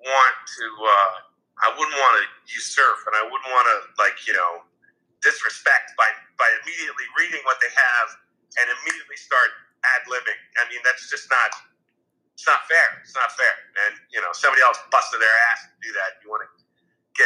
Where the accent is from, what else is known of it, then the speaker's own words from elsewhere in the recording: New Jersey, United States; Growing up in Jersey, I had a really great high school theater program.